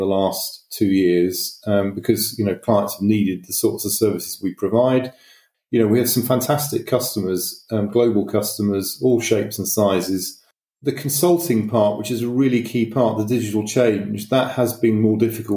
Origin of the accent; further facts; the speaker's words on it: Manchester, North West England, United Kingdom; moved away; I'm from Manchester originally